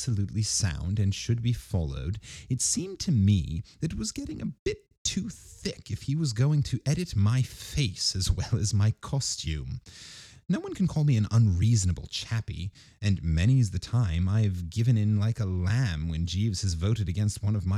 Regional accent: United States; As an American

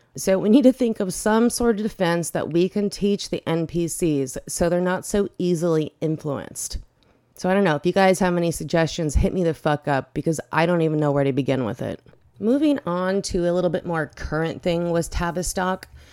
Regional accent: Bay Area, next to San Francisco, California, United States; I am from the Bay Area. I grew up next to San Francisco

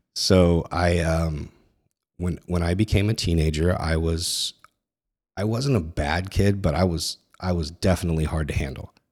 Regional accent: Northern California, United States; I grew up in Northern California in, you know, the eighties and nineties

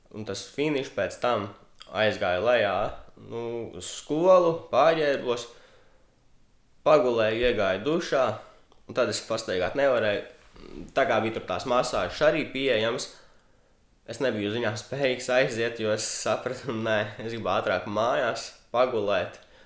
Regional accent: Cēsis, Vidzeme, Latvia; manas dzimtās pilsētas CS

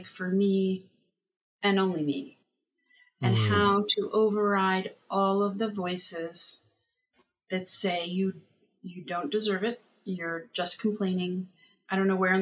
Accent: Summit, New Jersey, United States; I grew up in Summit, New Jersey, and I live in Summit, New Jersey

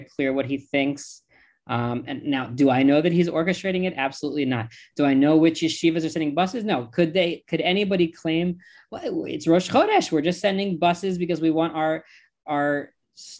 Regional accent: United States; accent: American; now in Israel; I was born in the United States.

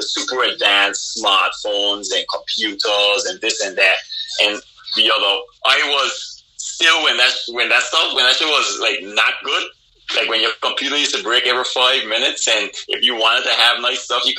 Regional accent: Anguilla; moved away as an adult; also born or lived in Boston; I was born and raised in Anguilla with the people of Anguilla

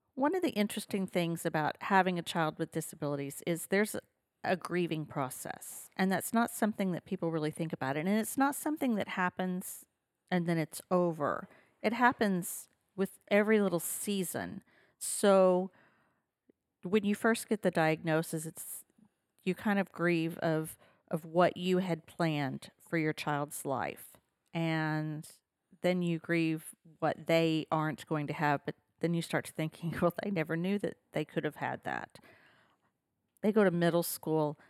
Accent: Henryetta, Oklahoma, United States; now in Stillwater, United States; I grew up in Henrietta, Oklahoma, which is an hour south of Tulsa.

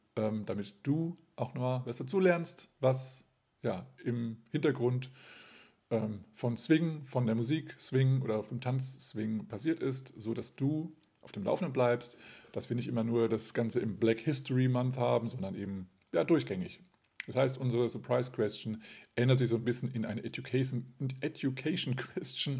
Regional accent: Kassel, Hesse, Germany; Kassel, meine Geburtsstadt

